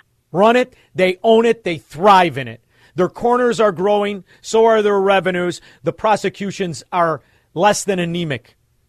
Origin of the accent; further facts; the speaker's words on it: Melrose Park, Illinois, United States; I'm from Melrose Park, a Democrat-run area at the time.